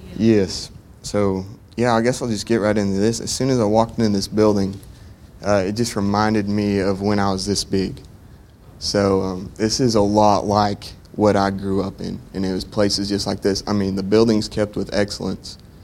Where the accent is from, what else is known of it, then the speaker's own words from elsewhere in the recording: Plainview, Texas, United States; I'm from Plainview, Texas. That's in between Lubbock and Amarillo, up there in the panhandle.